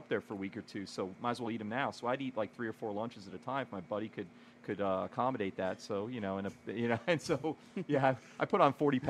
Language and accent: English; New York City, New York, United States; I grew up in Staten Island mostly.